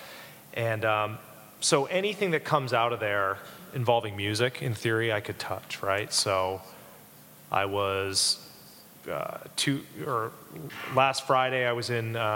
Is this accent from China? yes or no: no; Canada; moved away as an adult; also born or lived in England; now in Chicago, United States; I grew up in Canada